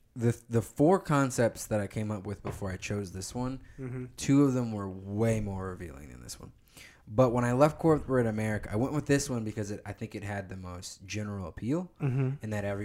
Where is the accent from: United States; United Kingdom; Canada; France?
United States; Plano, Texas; And just life growing up in Plano as a black kid.